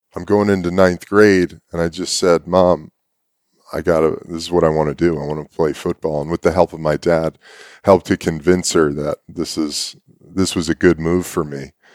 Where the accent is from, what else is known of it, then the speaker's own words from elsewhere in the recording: New York City, New York, United States; I was born in New York City